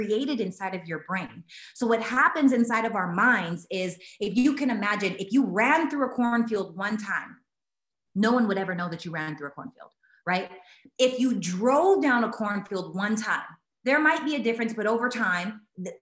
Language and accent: English; Canada; I'm Canadian